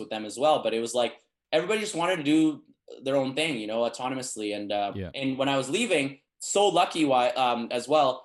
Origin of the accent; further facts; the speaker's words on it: Canada; moved away; I come from Canada and like how people in Canada think that I'm really good at Cantonese